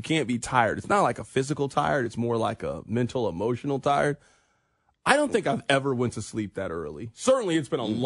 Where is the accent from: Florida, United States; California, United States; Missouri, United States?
Missouri, United States; Kansas City; we are from Kansas City